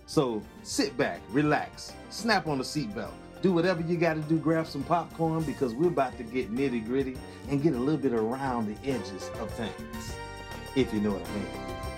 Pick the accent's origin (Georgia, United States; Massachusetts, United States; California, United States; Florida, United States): Georgia, United States; Atlanta; now in New York, United States; I'm from Atlanta